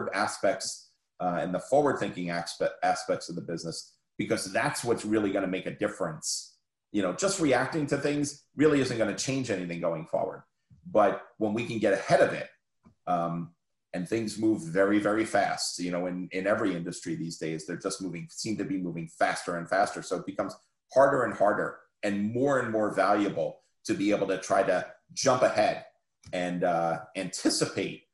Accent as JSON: {"language": "English", "region": "New Jersey", "country": "United States", "tie": "born or raised there", "said": "I grew up in New Jersey"}